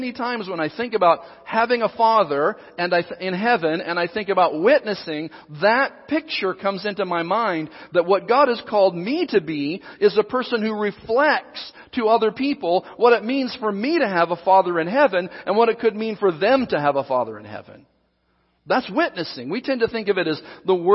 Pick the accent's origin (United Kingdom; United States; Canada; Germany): United States; Southern Oregon; moved away; also born or lived in Seattle, Washington; I was born and raised in Southern Oregon